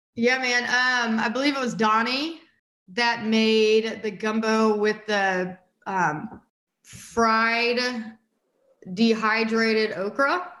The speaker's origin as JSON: {"language": "English", "town": "St. Francisville", "region": "Louisiana", "country": "United States", "tie": "born or raised there", "moved": "yes", "lives_now": "Austin, United States", "said": "I grew up in St. Francisville, which is about 40, 45 miles north of Baton Rouge"}